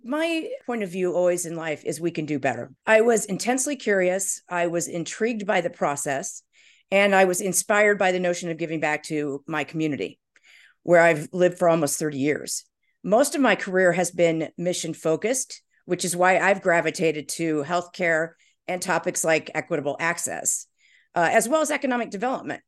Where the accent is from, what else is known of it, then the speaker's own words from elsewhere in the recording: Indiana, United States; moved away as an adult; also born or lived in New York City; now in Chicago, United States; I grew up in Indiana